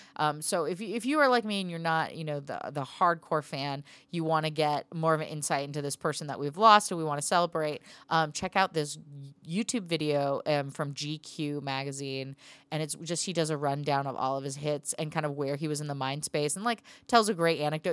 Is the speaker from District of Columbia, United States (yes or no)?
no; Portland, Oregon, United States; now in Glendale, United States; my hometown